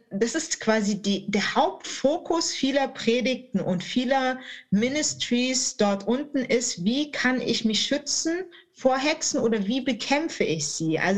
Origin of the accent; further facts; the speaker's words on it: Baden-Württemberg, Germany; das gerade als Schwabe äh, dann aufzunehmen.